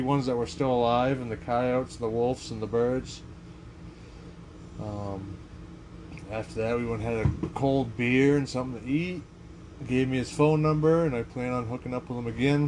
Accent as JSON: {"language": "English", "region": "Maine", "country": "United States", "said": "we're both from Maine"}